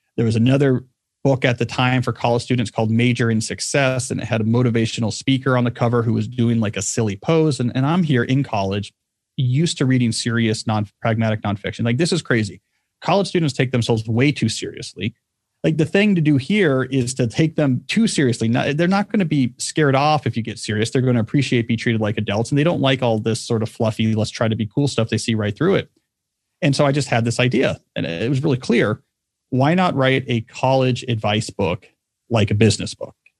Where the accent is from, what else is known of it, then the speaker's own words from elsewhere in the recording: New Jersey, United States; also born or lived in Texas; I was a Texan for the first seven years of my life. And then we moved to the state of New Jersey, where I grew up in a, grew up in a small town.